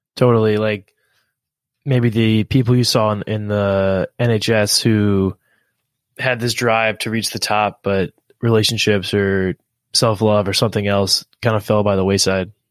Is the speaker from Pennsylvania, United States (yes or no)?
yes; Philadelphia, Pennsylvania, United States; I, am from the U.S. and I grew up in Philadelphia and in, in and around Philadelphia